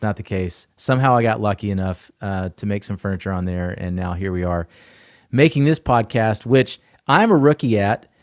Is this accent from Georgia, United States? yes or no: yes; Atlanta, Georgia, United States; also born or lived in Asheville, North Carolina; I was born and raised in Atlanta